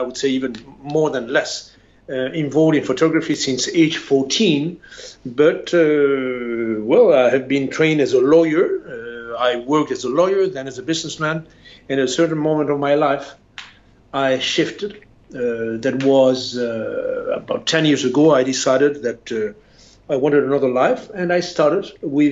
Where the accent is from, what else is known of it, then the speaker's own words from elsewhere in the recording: Spain; also born or lived in France; I'm a Spaniard